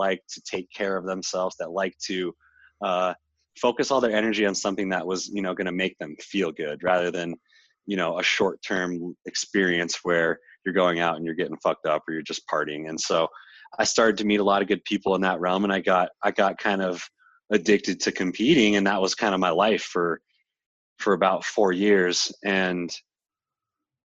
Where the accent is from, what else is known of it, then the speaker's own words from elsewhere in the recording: Littleton, Colorado, United States; moved away as an adult; also born or lived in Boulder, Colorado; now in California, United States; back in my hometown where my parents are